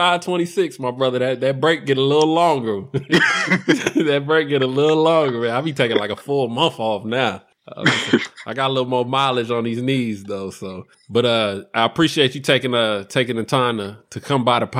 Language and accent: English; California, United States; I'm from Cali